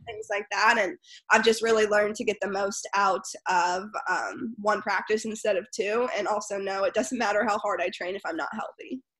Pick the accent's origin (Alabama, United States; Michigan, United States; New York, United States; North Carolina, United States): North Carolina, United States; Winston-Salem; moved away as an adult; also born or lived in Charlotte, North Carolina; now in San Diego, United States; I grew up in Winston Salem, um, North Carolina, and then I moved to Charlotte, North Carolina, when I was 14